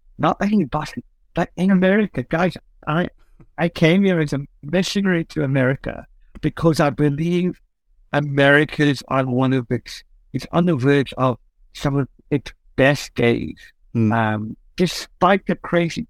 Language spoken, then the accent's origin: English; Cape Town, Western Cape, South Africa; I'm from Cape Town